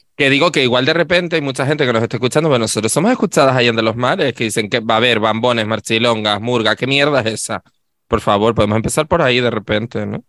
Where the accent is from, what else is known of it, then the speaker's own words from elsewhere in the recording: Adeje, Canary Islands, Spain; yo no soy del Cardonal, amor, yo soy de Adeje